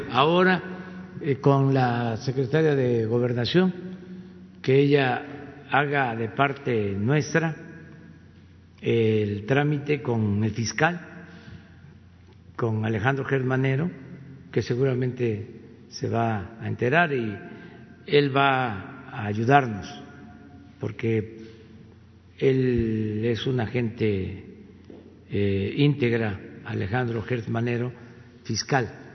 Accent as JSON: {"language": "Spanish", "country": "Mexico", "said": "lo que somos los mexicanos"}